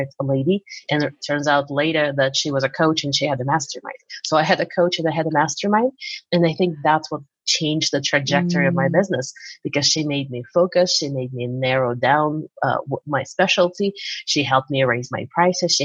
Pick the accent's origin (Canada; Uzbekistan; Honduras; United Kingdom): Uzbekistan; moved away as an adult; now in United States; I'm from Uzbekistan originally. So in my 20s, I came here to go to get more school